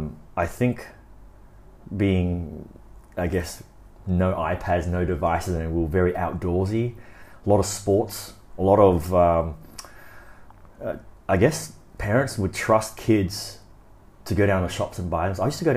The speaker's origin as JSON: {"language": "English", "town": "Brisbane", "region": "Queensland", "country": "Australia", "tie": "born or raised there", "said": "Yeah, I'm born in Australia, so my hometown would be Australia."}